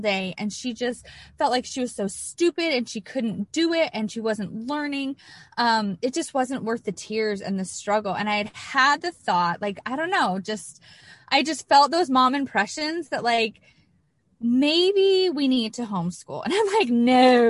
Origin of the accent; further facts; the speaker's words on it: California, United States; moved away as an adult; also born or lived in Idaho; I was born and raised in California